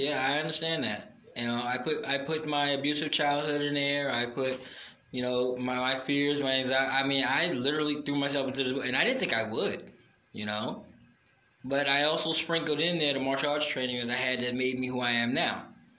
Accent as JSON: {"language": "English", "town": "Brooklyn", "region": "New York", "country": "United States", "tie": "born or raised there", "said": "I was a small kid growing up in Brooklyn. I needed something other than just run."}